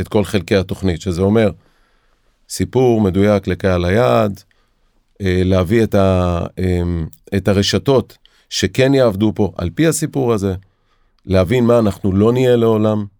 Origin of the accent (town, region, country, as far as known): Israel